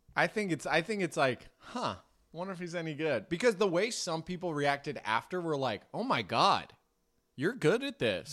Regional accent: Marin, California, United States; I grew up in Marin

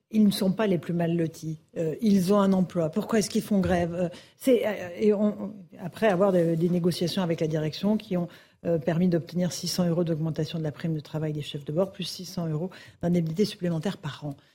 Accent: Lyon, Auvergne-Rhône-Alpes, France; nous sommes lyonnais, nous sommes venus à Paris en voiture, justement pour éviter les problèmes.

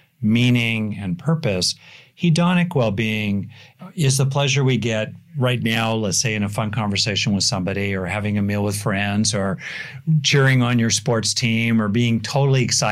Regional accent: United States; I am obviously an American

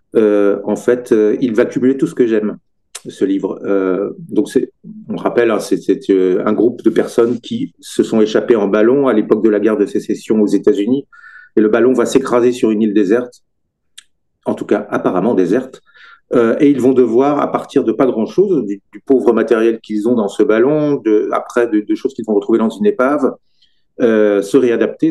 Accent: Brittany, France; moved away as an adult; now in Sarthe, France; je suis originaire de Bretagne

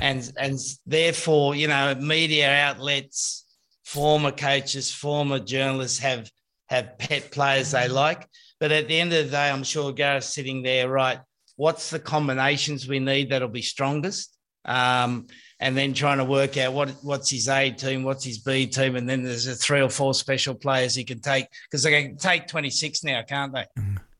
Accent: Australia; moved away as an adult; now in England; being an Australian coming here

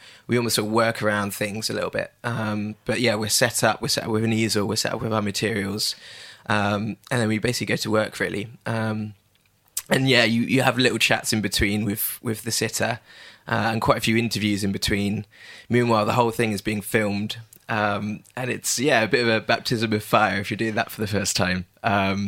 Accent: Bath, South West England, United Kingdom; I grew up in Bath

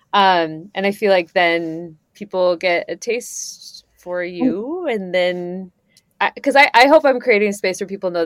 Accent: Idaho, United States; moved away; also born or lived in Boston, Massachusetts; I grew up in Idaho where we like would pray

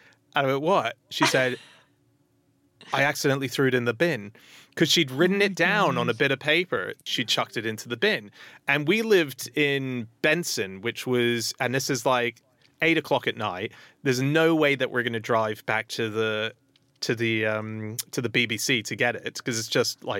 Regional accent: Hong Kong; I grew up in Hong Kong and my dream has always been, because I speak Mandarin, I've always wanted to be a stand-up in China, doing it in Chinese.

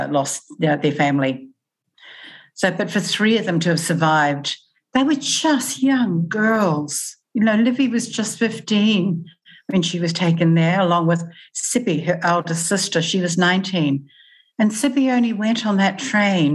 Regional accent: New Zealand; moved away as an adult; now in Australia; as a young adult, and I moved from New Zealand to Australia

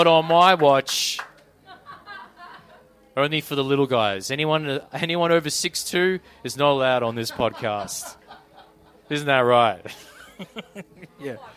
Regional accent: East Gippsland, Victoria, Australia; moved away; I grew up in Kirirap, down deep southeast.

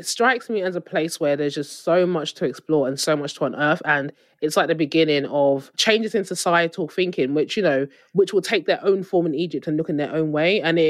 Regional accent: Nigeria; obviously being Nigerian, in like a lot of West African countries.

